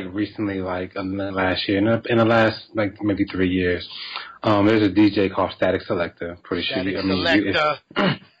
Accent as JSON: {"language": "English", "region": "New Jersey", "country": "United States", "moved": "as an adult", "lives_now": "Atlanta, United States", "said": "I'm from Jersey, though. Don't forget it. I'm from Jersey"}